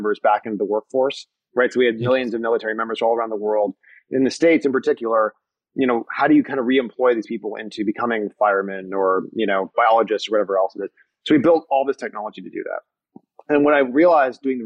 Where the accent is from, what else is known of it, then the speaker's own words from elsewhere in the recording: Niagara region, Canadian side, Ontario, Canada; I grew up in the Niagara region on the Canadian side, right, really close to Niagara Falls